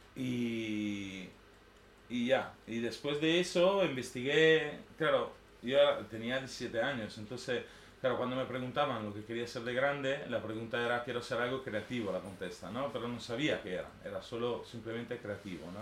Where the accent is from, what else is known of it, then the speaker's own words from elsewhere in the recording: a village on Lake Garda, near Verona, Veneto, Italy; Spanish is a second language; moved away as an adult; now in Barcelona, Spain; Y vengo de Italia, de un pueblito su lago de Garda, cerca de Verona